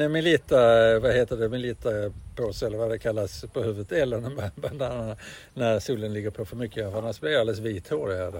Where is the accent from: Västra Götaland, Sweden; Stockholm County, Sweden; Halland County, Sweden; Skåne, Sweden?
Skåne, Sweden; Malmö; jag är född i Malmö där allting ska gå till helvete. Det är en arbetarstad